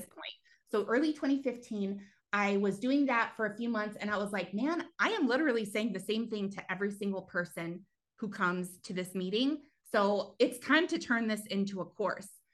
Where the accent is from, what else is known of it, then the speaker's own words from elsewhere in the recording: New Mexico, United States; moved away as an adult; also born or lived in California; I actually grew up in New Mexico, um, a really, really teeny tiny town